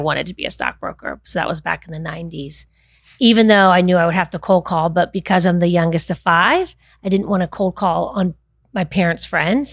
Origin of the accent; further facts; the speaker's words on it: Winter Park, Florida, United States; Born and raised in Winter Park